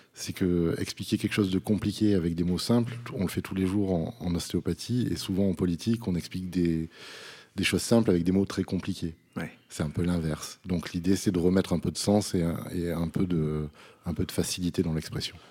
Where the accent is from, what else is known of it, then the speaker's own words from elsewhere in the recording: Vaucluse, Provence-Alpes-Côte d'Azur, France; je suis un enfant du pays, comme, comme on dit. J'habite à, 7 km dans un petit village qui s'appelle Saint-Didier.